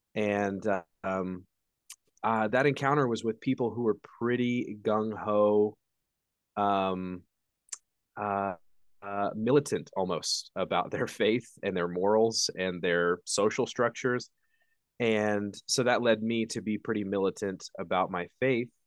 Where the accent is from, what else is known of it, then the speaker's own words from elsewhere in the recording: Indiana, United States; I'm from Indiana, so much further north than Texas